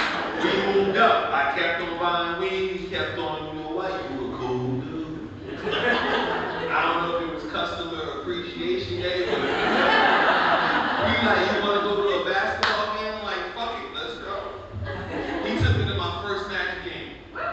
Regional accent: Newark, New Jersey, United States; moved away; I grew up in Newark, New Jersey. When we hear, woo, there's police coming. Where I'm from, woo, you fucking run.

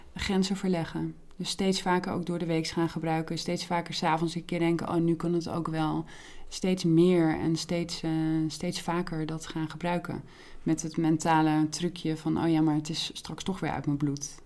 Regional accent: Heerenveen, Friesland, Netherlands; moved away; toen ik in Heerenveen woonde in Friesland, daar ben ik opgegroeid

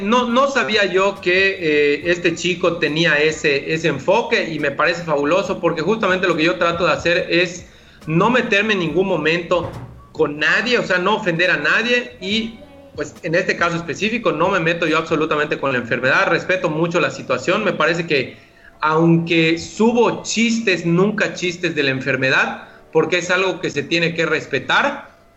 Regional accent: Yucatán, Mexico; solo que el dueño pues soy yo, yucateco

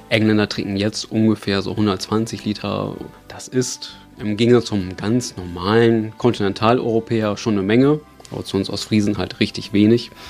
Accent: East Frisia, Lower Saxony, Germany; Ostfriesische Kleinkinder trinken durchaus schon Tee. Bei uns ist das ganz normal, dass man schon mit Kindesbeinen Tee trinkt

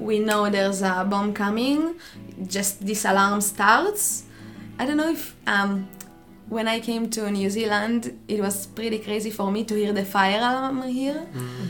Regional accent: near Jerusalem, Jerusalem District, Israel; moved away as an adult; I'm coming from Israel. I was born next to Jerusalem in a small village um, where I lived all my life until I was 18, 20, something.

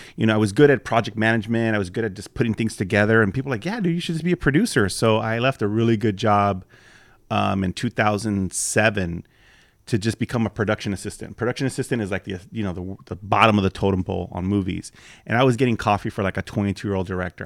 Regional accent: Los Angeles, California, United States; also born or lived in Southgate / Lynwood / Norwalk / Whittier; now in West Covina, United States; I grew up actually in Watts

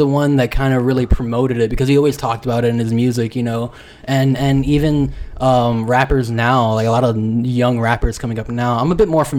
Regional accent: South Florida, United States; growing up in South Florida is such like a heavy hip hop city

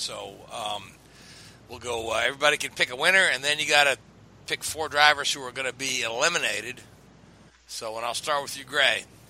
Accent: Kentucky, United States; my home state track, Kentucky Speedway

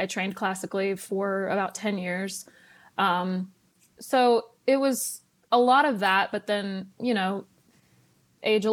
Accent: Weyburn, Saskatchewan, Canada; now in Nashville, United States; I'm from Weyburn, Saskatchewan, and I grew up singing, playing piano, guitar

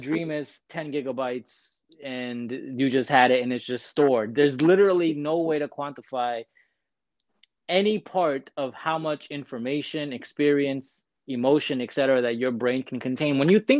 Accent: India; this is something that I take immense pride in knowing as an Indian, that these ideas originated in at the earliest point within our civilization.

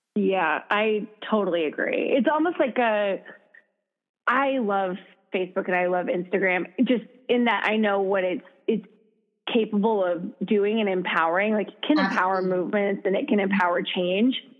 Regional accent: Minnesota, United States; moved away as an adult; also born or lived in Madison, Wisconsin; now in Chicago, United States; I'm from Minnesota originally

